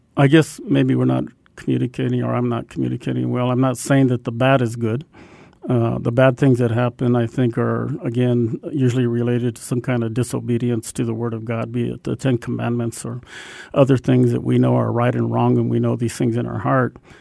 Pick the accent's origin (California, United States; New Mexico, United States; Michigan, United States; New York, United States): New Mexico, United States; Albuquerque; I grew up in Albuquerque, and on the west side of town